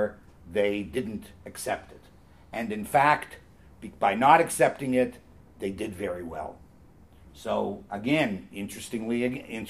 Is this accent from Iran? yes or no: no; Canada; also born or lived in Toronto; I'm a Canadian